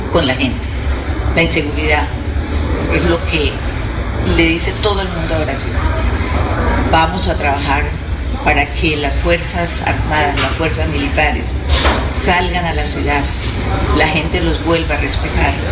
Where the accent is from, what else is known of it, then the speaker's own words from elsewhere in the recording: Barranquilla, Atlántico, Colombia; moved away; also born or lived in Santander; yo soy barranquillera y trabajé como primera dama aquí en Santander